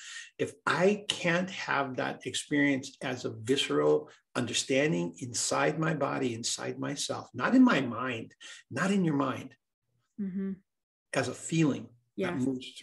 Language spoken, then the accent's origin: English; Hawaii, United States; I grew up in Hawaii